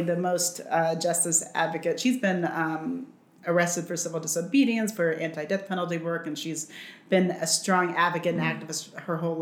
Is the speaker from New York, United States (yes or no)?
no; Los Angeles, California, United States; also born or lived in Spain; We were there for a little while, and then we moved to California. We came back here, and I grew up in California, mostly on the beach, in Venice Beach